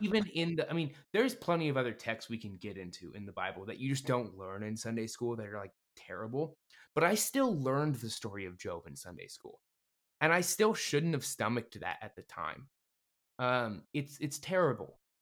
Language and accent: English; Livermore, California, United States; my hometown of Livermore, California